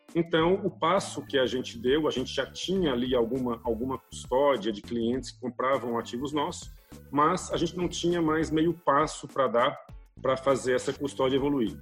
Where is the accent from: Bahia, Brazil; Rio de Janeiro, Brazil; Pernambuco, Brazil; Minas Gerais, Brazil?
Pernambuco, Brazil; moved away as an adult; now in São Paulo, Brazil; Eu, eu sou pernambucano, nasci numa cidade no interior de Pernambuco, moro em São Paulo há 30 anos, vim para cá fazer faculdade